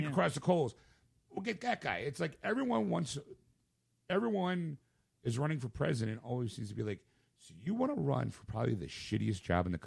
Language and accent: English; Rhode Island, United States; So I'm from Rhode Island.